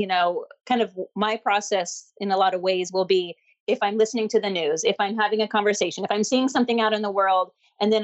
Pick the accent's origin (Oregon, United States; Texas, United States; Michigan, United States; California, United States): Oregon, United States; Portland; I grew up in Oregon, up in Portland.